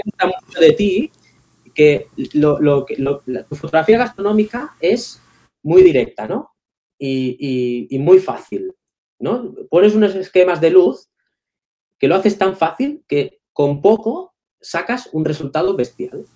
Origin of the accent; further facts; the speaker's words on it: Palafrugell, Catalonia, Spain; Mis inicios en, mi pueblo, en Palafrugell, había un club que era el Desenfocats